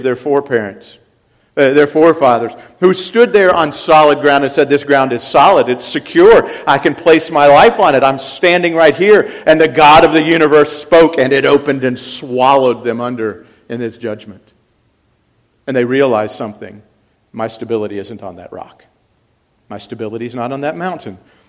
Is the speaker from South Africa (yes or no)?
yes; South Africa; Coming back again, as I was from South Africa